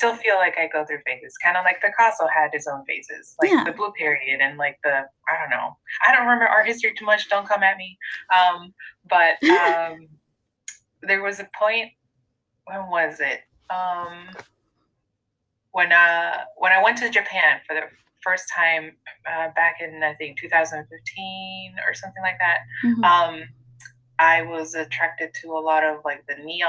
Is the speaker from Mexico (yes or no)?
yes; Mexico; now in United States; when I grew up in Mexico, there was just so much color in buildings and signage and food and just in clothing